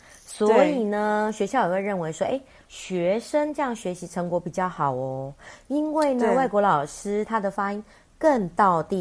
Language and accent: Chinese; Taiwan; 我们台湾人。